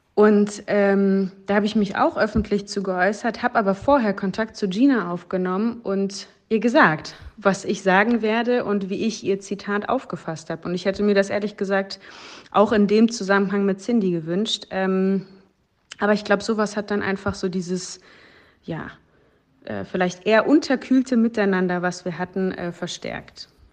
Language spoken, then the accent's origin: German; Dortmund, North Rhine-Westphalia, Germany; bei mir in Dortmund, sozusagen in meiner Heimat.